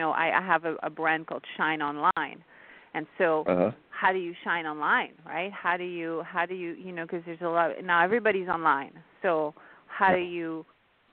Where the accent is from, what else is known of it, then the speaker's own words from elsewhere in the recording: France; first language French; English is a second language; moved away; also born or lived in India; my native tongue is French. I was born and raised in France